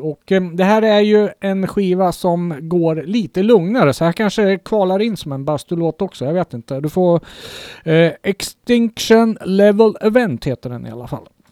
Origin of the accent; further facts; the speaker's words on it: Kungsör, Västmanland, Sweden; ett lokalt band hemma i Kungsör